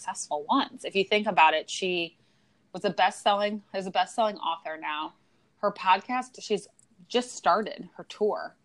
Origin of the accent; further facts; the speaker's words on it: St. Louis, Missouri, United States; In St. Louis, we always ask, where did you go to high school?